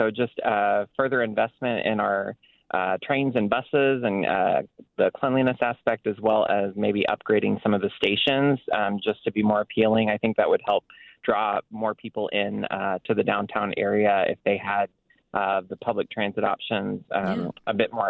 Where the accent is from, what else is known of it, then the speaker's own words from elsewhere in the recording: Oklahoma, United States; now in Chicago, United States; Something I would like to see that I didn't have where I grew up in Oklahoma is further investment in the public transit.